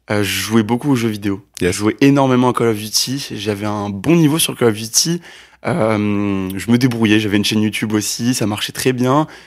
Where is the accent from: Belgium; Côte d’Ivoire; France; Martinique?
Côte d’Ivoire; Abidjan; born there; En fait, je suis né en Côte d'Ivoire. Yes. Je suis né en Côte d'Ivoire à Abidjan.